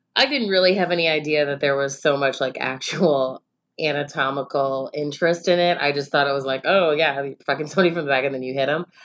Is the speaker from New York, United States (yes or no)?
no; Chicago, Illinois, United States; we're from Chicago